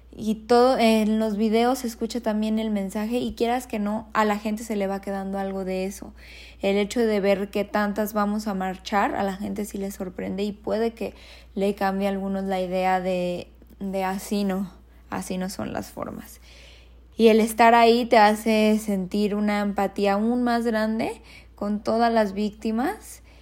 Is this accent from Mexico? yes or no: yes; Guadalajara, Jalisco, Mexico; soy de Guadalajara y aquí vivo también